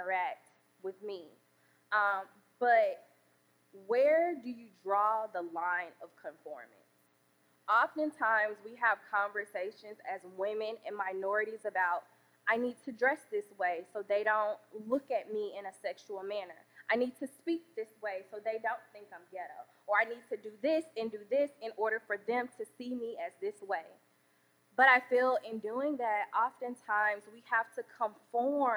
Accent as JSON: {"language": "English", "town": "Birmingham", "region": "Alabama", "country": "United States", "tie": "born or raised there", "also_born_or_lived": "Washington, D.C.", "accent": "Southern drawl", "moved": "yes", "lives_now": "St. Louis, United States", "said": "I am from Birmingham, Alabama. I grew up in the hood"}